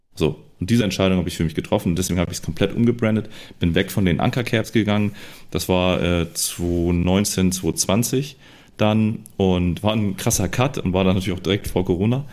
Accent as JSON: {"language": "German", "area": "around Hamburg", "region": "Lower Saxony", "country": "Germany", "tie": "born or raised there", "said": "bin hier auch so in dem Kreis aufgewachsen, in verschiedenen äh, Städten rund um Hamburg herum"}